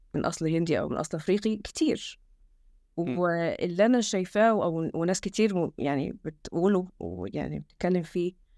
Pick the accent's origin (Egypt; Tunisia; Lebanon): Egypt; now in England, United Kingdom; احنا احنا كشعب